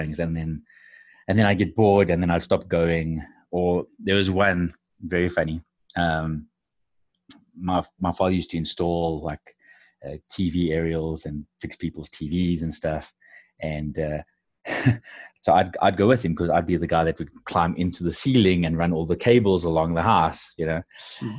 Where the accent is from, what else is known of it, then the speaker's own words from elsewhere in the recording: South Africa; I'm actually from South Africa